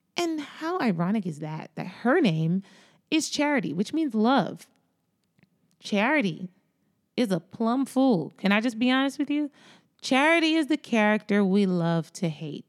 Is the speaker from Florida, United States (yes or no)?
yes; Florida, United States; Florida is my home state